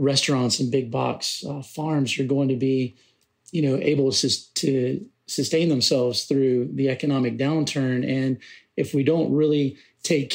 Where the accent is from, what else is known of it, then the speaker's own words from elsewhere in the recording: Aiken, South Carolina, United States; represent my home state, to represent my hometown, and to represent my restaurant